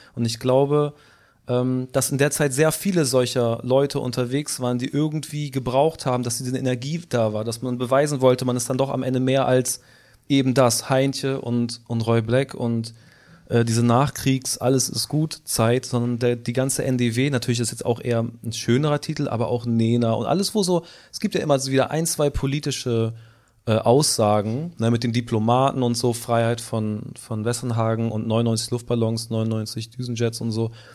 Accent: Hamburg, Germany; also born or lived in United Kingdom; vom Dorf auch noch. Ich komme so aus dem Süden von Hamburg, also unter Harburg, zwei Stationen unter Harburg

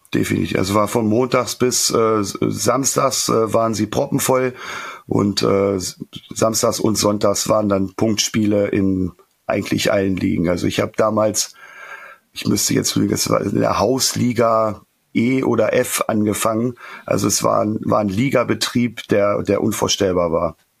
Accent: Northern Germany, Germany; ich komme aus dem Norden

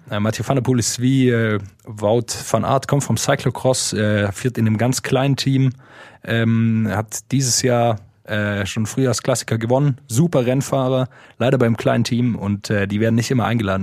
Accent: Swabia, Baden-Württemberg, Germany; wo ich herkomme, aus dem Schwäbischen

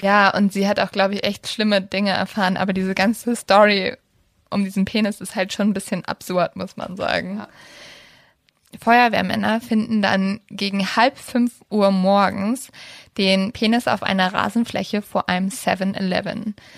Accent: Germany; bei uns in Deutschland

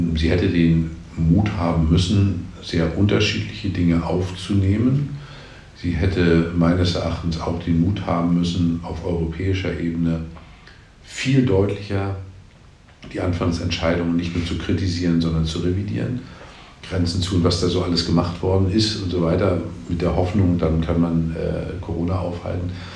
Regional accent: Mecklenburg-Vorpommern, Germany; in meinem Heimatland Mecklenburg-Vorpommern

